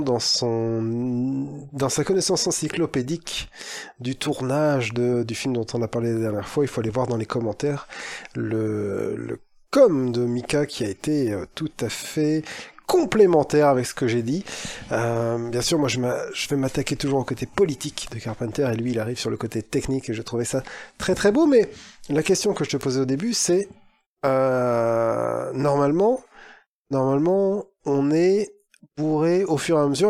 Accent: Lille, Hauts-de-France, France; en tant que Lillois

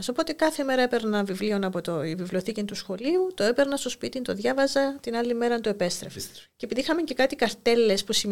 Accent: Larnaca, Famagusta District, Cyprus; Γεννήθηκα στην Αμόχωστο. Μάλιστα. Έζησα εκεί μέχρι τα 9 μου χρόνια.

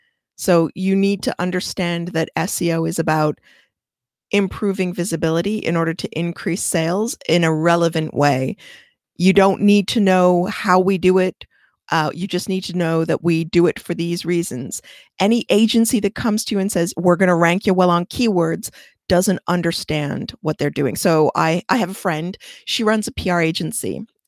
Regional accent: Canada; I don't know inches. I'm Canadian.

